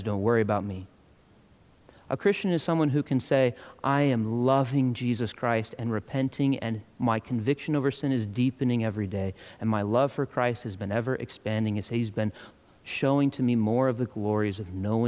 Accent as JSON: {"language": "English", "country": "United States", "said": "I'm an American"}